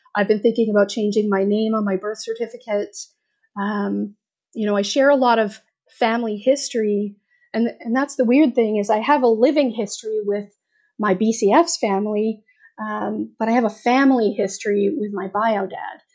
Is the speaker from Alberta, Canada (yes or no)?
yes; Alberta, Canada; I was born in Alberta